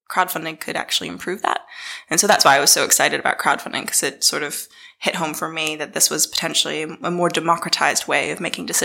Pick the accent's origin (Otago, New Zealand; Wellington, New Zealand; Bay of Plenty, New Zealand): Otago, New Zealand; Dunedin; also born or lived in Boston, United States; as you can probably tell from my accent, I come from Dunedin. No one ever believes me when I say that. Um, but I grew up uh, between Boston and Dunedin. Um, my mum was a Kiwi, my dad's American. Uh, I moved to New Zealand um, fully when I was 12